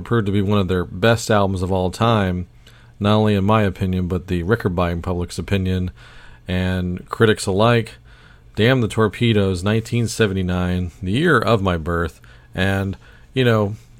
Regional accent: Baton Rouge, Louisiana, United States; I was born in Baton Rouge, Louisiana

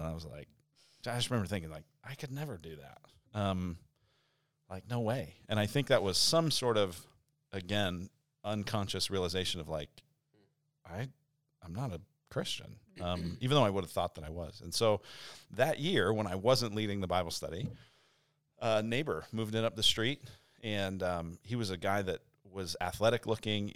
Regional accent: Denver, Colorado, United States; moved away as an adult; also born or lived in Illinois; now in Arizona, United States; I'm from Denver, Colorado originally, and went to college in Illinois, and then ended up out here

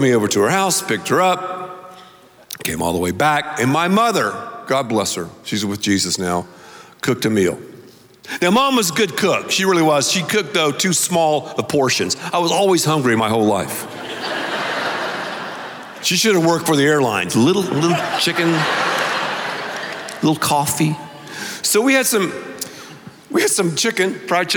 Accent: the South, United States; I grew up, because I'm from the South, saying naked

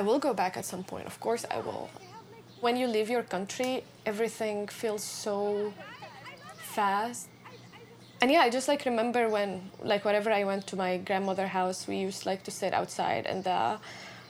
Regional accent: Syria; moved away as an adult; I was in my hometown

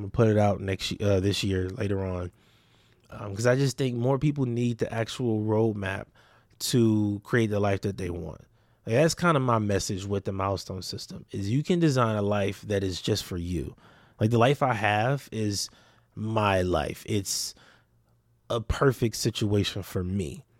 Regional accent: Compton, California, United States; also born or lived in Watts / Long Beach; And I grew up in Compton, Watts, Long Beach.

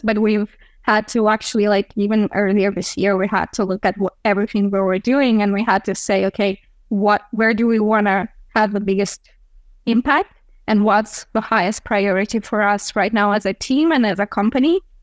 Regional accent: Chisinau, Moldova; here in my my hometown of Chisinau, Moldova

